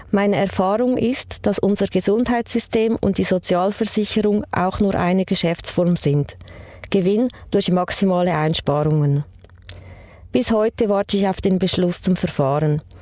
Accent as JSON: {"language": "German", "country": "Poland", "moved": "yes", "lives_now": "Switzerland", "said": "Also ich bin ursprünglich aus Polen, ich bin äh, Immigrantin und äh, ich hatte einen, schon einen sehr schweren Start hier in der Schweiz."}